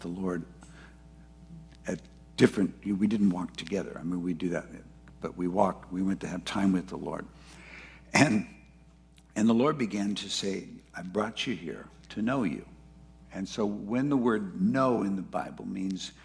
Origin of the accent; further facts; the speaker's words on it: Ventura, California, United States; I grew up in Ventura